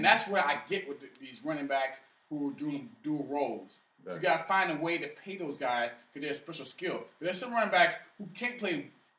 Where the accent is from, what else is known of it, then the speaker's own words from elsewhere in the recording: New Orleans, Louisiana, United States; now in Washington, D.C., United States; the city of New Orleans, my hometown.